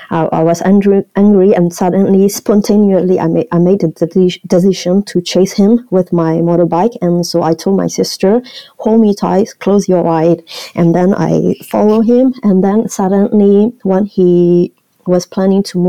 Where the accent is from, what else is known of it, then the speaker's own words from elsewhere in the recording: Shan State, Myanmar; English is a second language; moved away; also born or lived in Mandalay, Myanmar; I was born in Chiang State, really a small town, and I still go back this town to go and visit my cousin and my grandparents